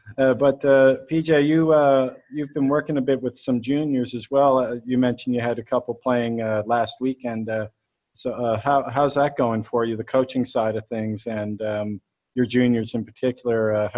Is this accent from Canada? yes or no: yes; Canada; As a Canadian